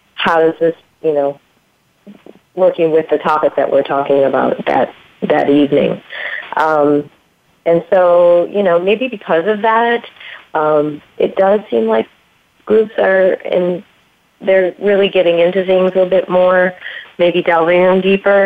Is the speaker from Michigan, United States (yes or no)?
yes; Michigan, United States; where actually where I grew up in Michigan